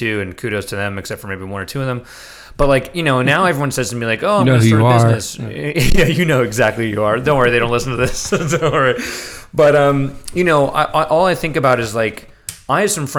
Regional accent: New York City, New York, United States; I grew up in New York City

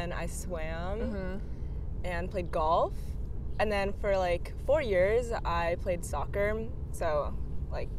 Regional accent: Orinda, California, United States; I'm from Orinda, which is like NorCal

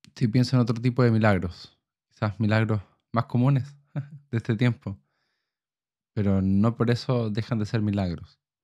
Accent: Chile; como chilenos

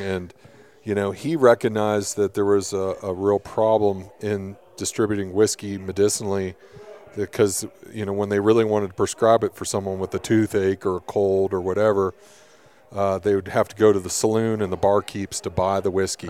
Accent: Kentucky, United States; moved away; also born or lived in Colorado / Arizona / Montana; I'm from the East Coast. I'm from Kentucky

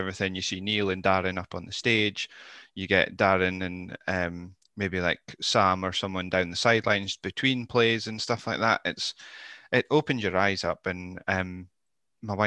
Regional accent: Scotland, United Kingdom; I'm British, I'm Scottish.

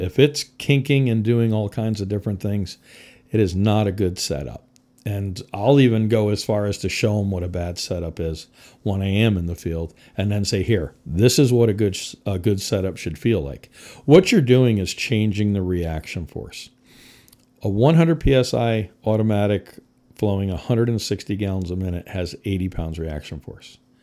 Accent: Connecticut, United States; moved away as an adult; also born or lived in Midwest; I was born and raised in Connecticut

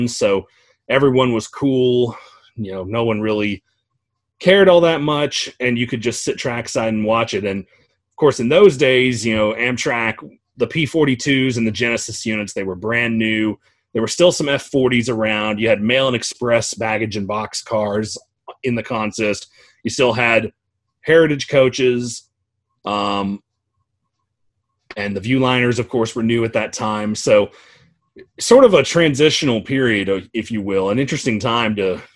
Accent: Georgia, United States; the last time that NNW 611 came through my hometown. So my mom took me down to the station that day

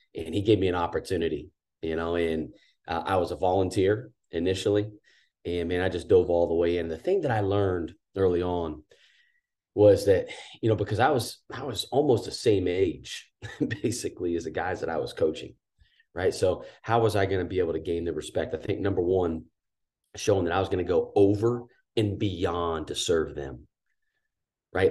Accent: Danville, Indiana, United States; growing up in Danville, Indiana

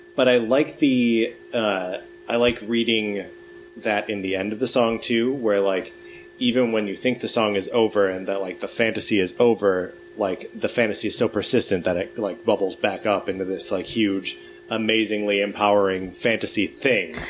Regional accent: Wisconsin, United States; now in Los Angeles, United States; I grew up in Wisconsin

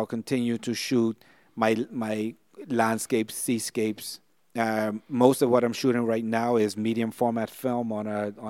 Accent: Bermuda; now in Bahamas; I was fortunate to be born and raised in Bermuda, and now I live in the Bahamas. Two countries that are considered paradise by the tourism industry.

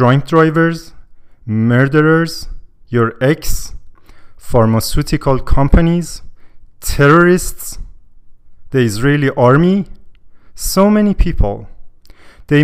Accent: Iran; now in Canada; I'm from Iran, and when I tell people I'm from Iran

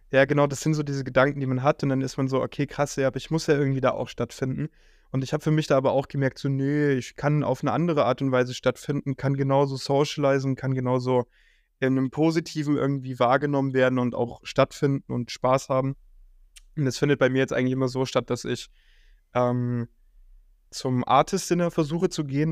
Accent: Bavaria, Germany; also born or lived in East Germany; now in Berlin, Germany; ich bin zwar in Bayern aufgewachsen, aber meine ganze Family und, und, und ich bin auch da geboren, ein alter Ossi.

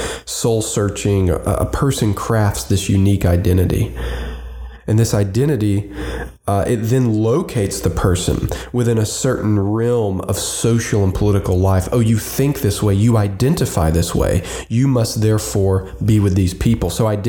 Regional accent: Roanoke, Virginia, United States; my hometown, Roanoke, Virginia

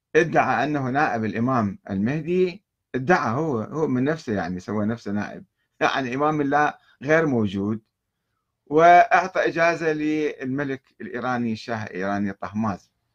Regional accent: Iraq; عندنا بالعراق

